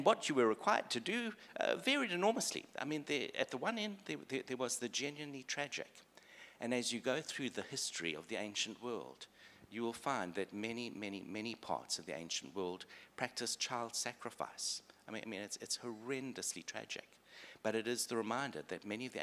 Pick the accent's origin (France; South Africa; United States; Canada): South Africa; I grew up in South Africa, white South African male.